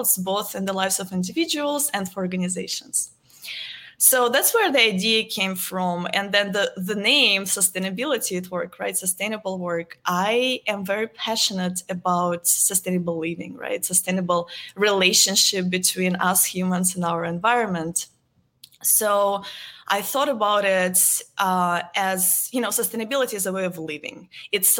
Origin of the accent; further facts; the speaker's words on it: Moscow, Russia; moved away as an adult; now in Dallas, United States; I am originally from Moscow, Russia. I was born and raised there. I've been living in the United States for the last 12 years.